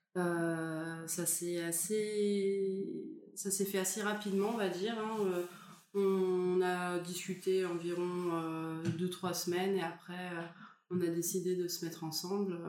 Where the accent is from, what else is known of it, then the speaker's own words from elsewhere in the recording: France; je suis française